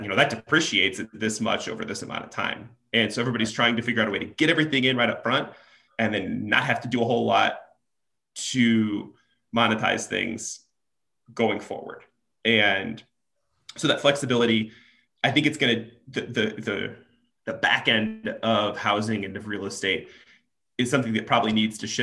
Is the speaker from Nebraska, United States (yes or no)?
yes; Nebraska, United States; now in Chicago, United States; I'm originally from Nebraska